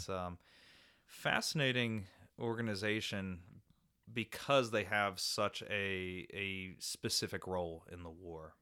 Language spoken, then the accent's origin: English; Frederick, Maryland, United States; I'm a native of Maryland. I'm, I'm from the Frederick area